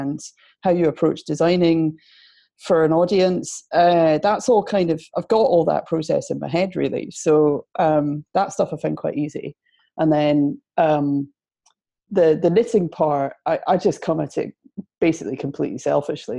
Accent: Edinburgh, Scotland, United Kingdom; accent: Scottish; moved away as an adult; now in Manchester, United Kingdom; I'm from Edinburgh, as you can tell. Moved to Manchester about 8 years

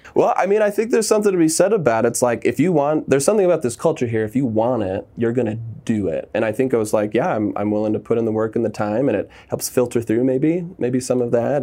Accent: Southern California, United States; I was raised in Southern California

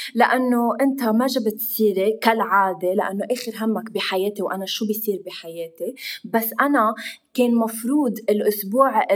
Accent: Lebanon; نحن اللبنانيه

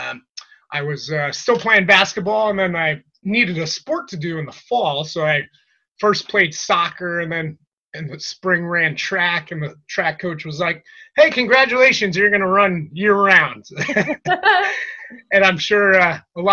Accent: Trumbull, Connecticut, United States; I'm from Trumbull, Connecticut, born and raised

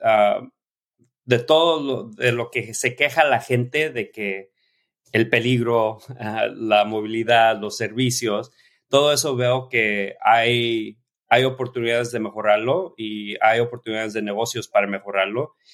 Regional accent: Oxnard, California, United States; Oficialmente soy México-americano, nací en Estados Unidos, en el sur de California. Mis padres trabajaron en el campo, entonces cuando estaban aquí trabajando en Oxnard, piscando limones, ahí, nací

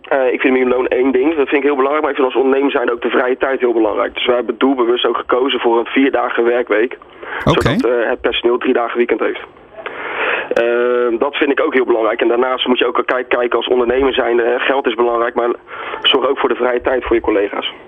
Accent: Netherlands

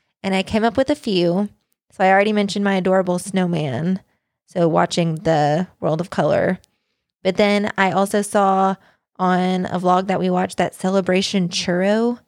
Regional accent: Kansas, United States; I did grow up in Kansas.

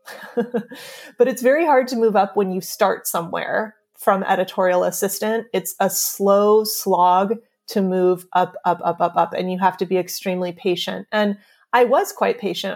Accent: California, United States; also born or lived in New York; now in Pacific Grove, United States; We we're both from California and we actually both, we grew up about 15 minutes away from each other

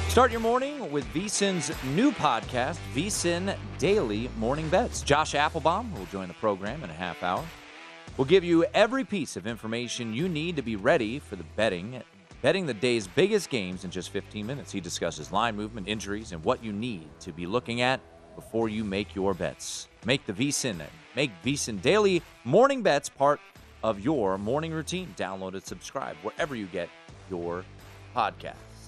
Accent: Washington, District of Columbia, United States; I'm from Washington, D C.

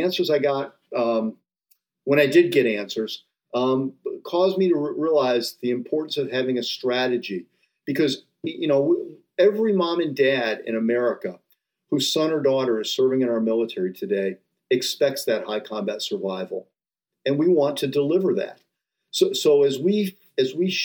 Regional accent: Rocky River, Ohio, United States; I grew up in Rocky River outside Cleveland

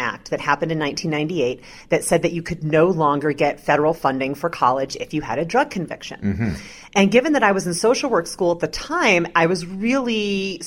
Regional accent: Carmel, Indiana, United States; also born or lived in Chicago, Illinois; now in Oakland, United States; I grew up in a fairly small town in Indiana called Carmel, Indiana

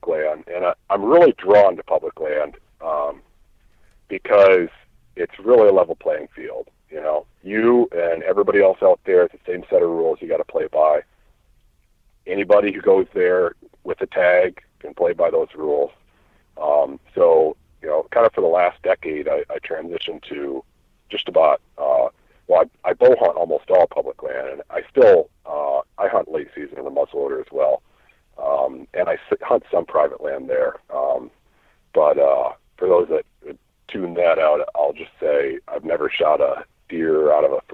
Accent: Iowa, United States; I'm from Iowa. I live in Iowa. I lived a few other places too, in between now and growing up

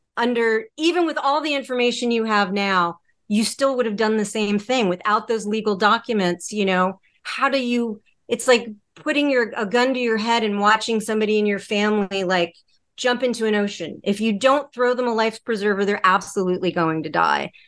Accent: Connecticut, United States; moved away as an adult; also born or lived in Los Angeles; I grew up in Connecticut. Um, I moved to Los Angeles for work, work and television.

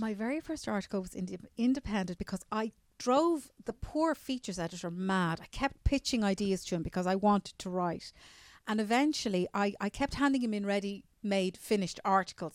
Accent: Newcastle, Leinster, Ireland; I'm from a little village outside Dublin, around twelve miles out, called Newcastle

